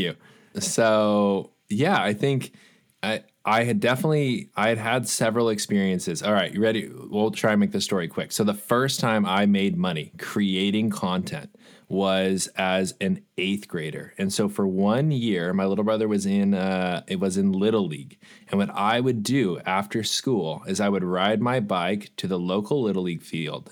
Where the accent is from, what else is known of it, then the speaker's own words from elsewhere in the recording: Los Angeles, California, United States; I grew up for, I did thirty years in Los Angeles